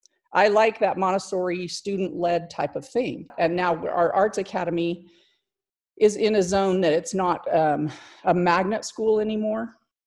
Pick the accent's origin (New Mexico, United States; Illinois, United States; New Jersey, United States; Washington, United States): New Mexico, United States; Clovis; I am from Clovis, New Mexico. I've lived here most of my life.